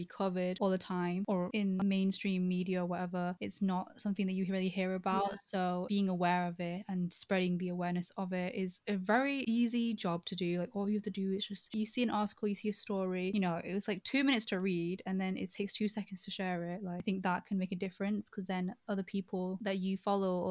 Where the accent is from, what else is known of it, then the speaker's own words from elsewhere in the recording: Manchester, North West England, United Kingdom; first language English; Manchester, mate. I'm from here. I'm from Manchester.